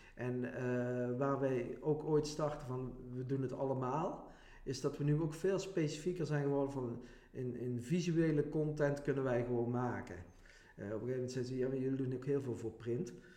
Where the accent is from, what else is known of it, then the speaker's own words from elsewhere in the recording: Venray, Limburg, Netherlands; ik kom uit Venray, woon ook in Venray.